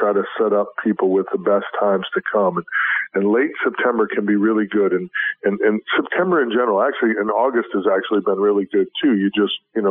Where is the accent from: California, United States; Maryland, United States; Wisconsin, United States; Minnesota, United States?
Wisconsin, United States; now in Florida, United States; I was born and raised in Wisconsin